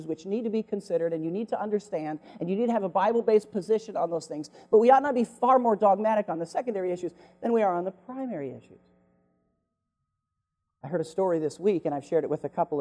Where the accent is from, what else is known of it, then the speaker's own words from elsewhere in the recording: United States; American Christians